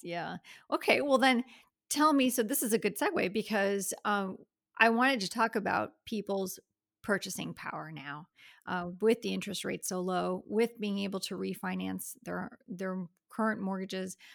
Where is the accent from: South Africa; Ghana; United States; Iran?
United States; Miami, Florida; now in Gainesville, United States; Miami girls who moved up here and never left.